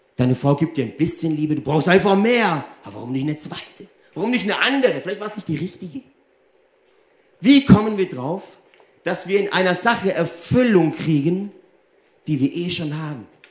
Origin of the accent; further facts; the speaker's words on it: Germany; also born or lived in Italy; ich bin ja 50% Deutsch, 50% Italienisch. Und hier in Deutschland bin ich immer der Italiener